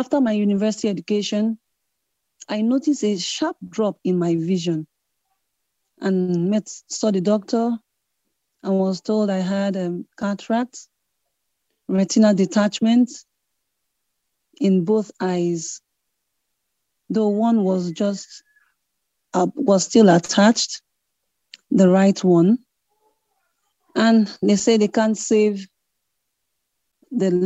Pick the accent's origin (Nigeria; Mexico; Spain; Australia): Nigeria; Port Harcourt, Rivers State; I come from Nigeria. Was born and raised in Port Harcourt, River State, Nigeria